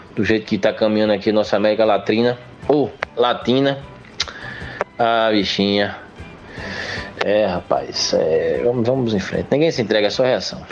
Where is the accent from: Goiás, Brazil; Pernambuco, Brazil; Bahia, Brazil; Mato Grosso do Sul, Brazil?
Pernambuco, Brazil; Limoeiro; Limoeiro, minha terra amada